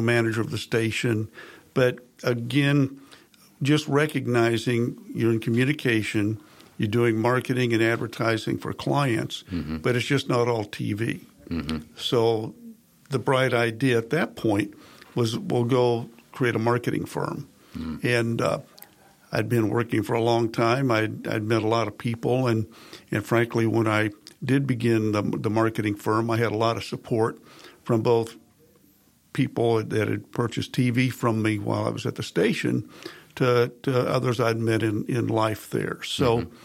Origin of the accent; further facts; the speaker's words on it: Carthage, Missouri, United States; moved away; I'm initially from Southwest Missouri, a small town, Carthage, Missouri